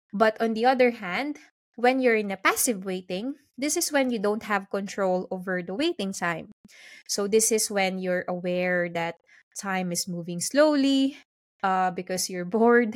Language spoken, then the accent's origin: English; Philippines; now in London, United Kingdom; I'm currently based in London, but originally I'm from the Philippines